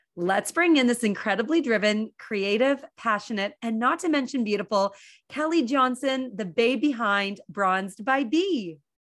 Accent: Petawawa, Ontario, Canada; I'm also from Petawawa

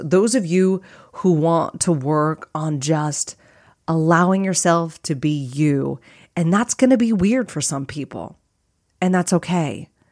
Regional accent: Phoenix area, Arizona, United States; I live in a beige track home

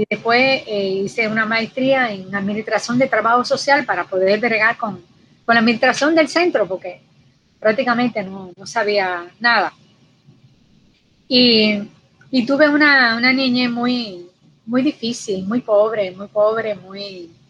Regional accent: La Vega, Dominican Republic; also born or lived in Santo Domingo; Bueno, pues yo soy una campesina. Yo soy de un campo de La Vega, de República Dominicana. Eh, cursé estudios allá en el, campo, la, primaria y secundaria.

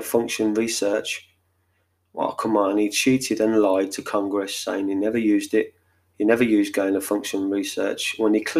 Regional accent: England, United Kingdom; I'm English

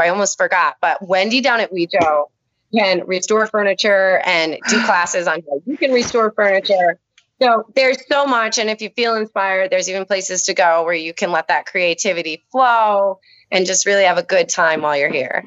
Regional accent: Honesdale, Pennsylvania, United States; I grew up in Honesdale

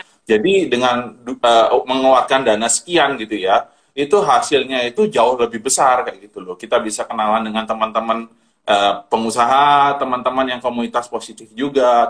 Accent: Tarakan, North Kalimantan, Indonesia; now in Surabaya, Indonesia; saya sebenarnya asli Kalimantan Utara, dari kota Tarakan

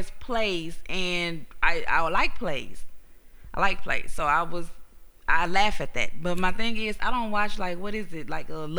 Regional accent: Houston, Texas, United States; I'm from Houston. It was shot in Houston. We don't talk like that.

